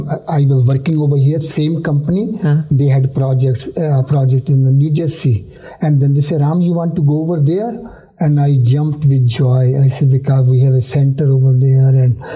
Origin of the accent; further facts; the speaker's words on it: India; now in United States; I was worried that if I come from India, I will get lost here in America.